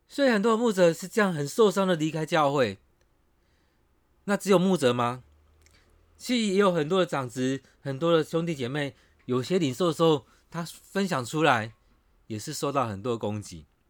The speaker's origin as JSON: {"language": "Chinese", "country": "Taiwan", "said": "我们台湾人"}